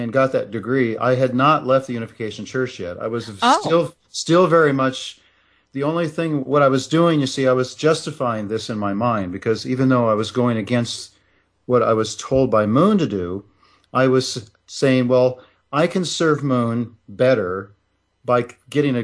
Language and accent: English; Nebraska, United States; moved away; also born or lived in Russia; I left Russia and went back to my hometown and enrolled in the University of Nebraska